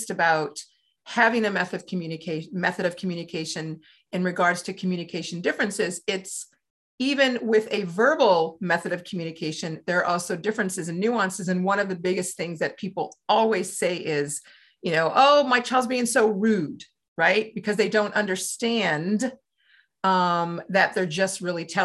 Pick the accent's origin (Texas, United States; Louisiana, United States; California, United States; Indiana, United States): Louisiana, United States; when I grew up in Louisiana